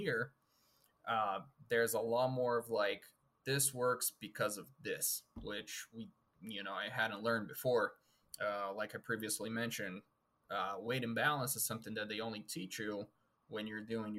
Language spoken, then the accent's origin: English; Brazil; moved away as an adult; now in United States; I'm originally from Brazil. So I got all my flight training done down there. And when I moved up here to the United States